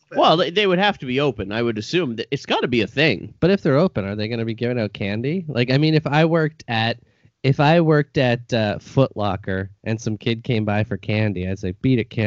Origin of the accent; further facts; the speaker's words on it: Brockville, Ontario, Canada; I grew up in Brockville